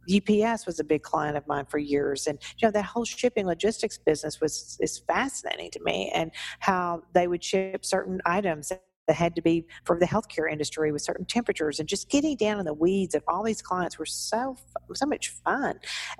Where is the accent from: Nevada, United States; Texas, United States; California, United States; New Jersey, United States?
Texas, United States; Humble; And I said, well, I sure did.